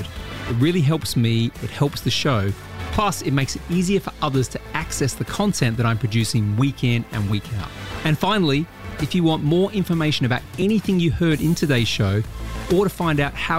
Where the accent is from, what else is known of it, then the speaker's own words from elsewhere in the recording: Australia; I'm Australian